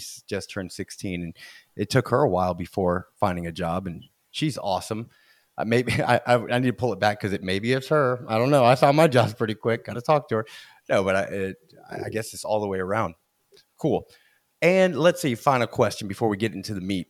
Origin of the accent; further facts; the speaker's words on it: Florida, United States; I'm from Florida